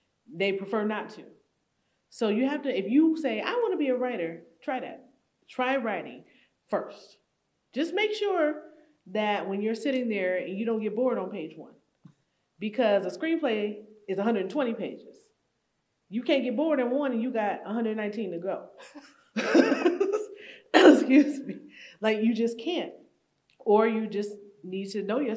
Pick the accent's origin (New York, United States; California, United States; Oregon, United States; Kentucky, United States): New York, United States; Buffalo; I grew up in Buffalo